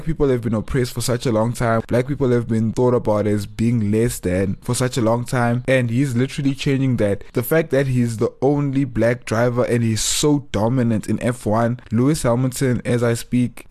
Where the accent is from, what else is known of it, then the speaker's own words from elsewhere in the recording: Johannesburg, Gauteng, South Africa; growing up in Joburg, being South African, being born free